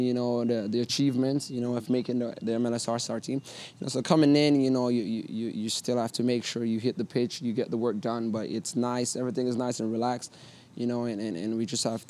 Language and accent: English; Jamaica; moved away as an adult; also born or lived in Connecticut; Even leaving Jamaica, going to Connecticut was very tough. You know, I'm going from nice, hot Jamaica